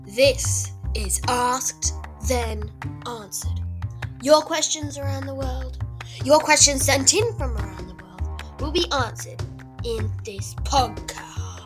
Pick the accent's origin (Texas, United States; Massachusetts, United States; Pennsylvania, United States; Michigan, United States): Massachusetts, United States; Boston; I'm from Boston, Massachusetts. I am six years old